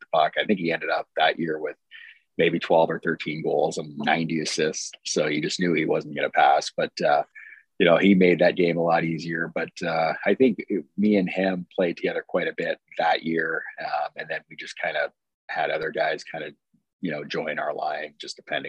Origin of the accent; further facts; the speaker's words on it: Brandon, Manitoba, Canada; now in Alaska, United States; growing up in Brandon from the time I could remember